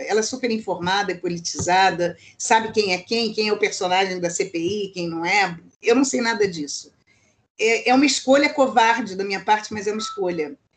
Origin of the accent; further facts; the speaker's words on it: Rio de Janeiro, Brazil; also born or lived in United States; Eu sou carioca.